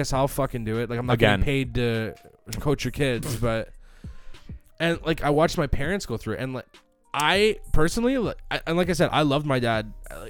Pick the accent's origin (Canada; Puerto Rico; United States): Canada; because we're Canadian.